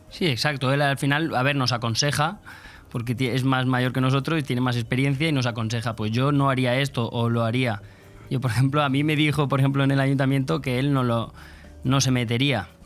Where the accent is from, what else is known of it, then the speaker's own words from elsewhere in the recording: Polop, Valencian Community, Spain; yo soy de Polop